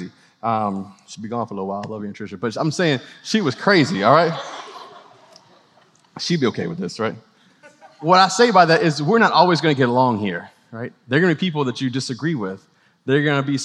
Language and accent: English; New Orleans, Louisiana, United States; now in Clemson, United States; I grew up in New Orleans